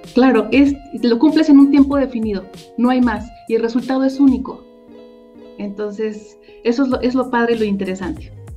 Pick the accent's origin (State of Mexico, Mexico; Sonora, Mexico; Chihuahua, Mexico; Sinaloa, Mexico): State of Mexico, Mexico; yo soy del Estado de México